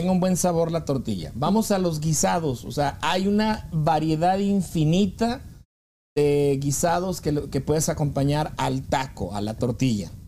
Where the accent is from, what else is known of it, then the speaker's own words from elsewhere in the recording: northern Mexico, Mexico; nosotros los del norte, los, que no somos del Distrito Federal